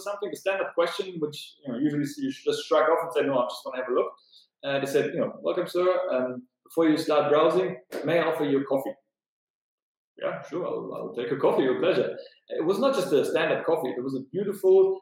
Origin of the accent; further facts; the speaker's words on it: Berlin, Germany; now in Vilnius, Lithuania; I'm from Germany, from Berlin